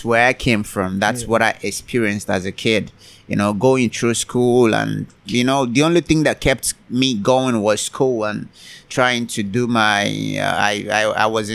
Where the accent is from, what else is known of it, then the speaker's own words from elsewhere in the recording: Nigeria; moved away as an adult; now in Vietnam; I'm originally from Nigeria. Both of my parents are from Nigeria in West Africa